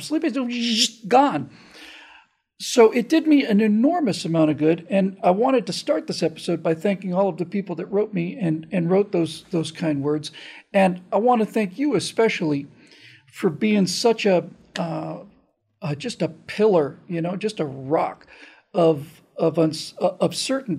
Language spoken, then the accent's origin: English; the South, United States; moved away; I grew up in the South with Krispy Kreme.